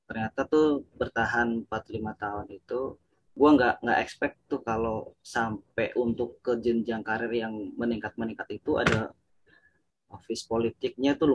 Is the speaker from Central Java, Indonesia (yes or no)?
yes; Purwokerto, Central Java, Indonesia; now in Jakarta, Indonesia; gue ngelamar dulu di di di kampung gue tuh di Purwokerto